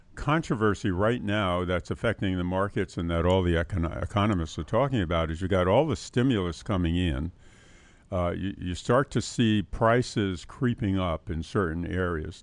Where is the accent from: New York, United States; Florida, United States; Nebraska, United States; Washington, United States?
New York, United States; New York City; also born or lived in Queens, New York City; I grew up in uh, New York City in the South Bronx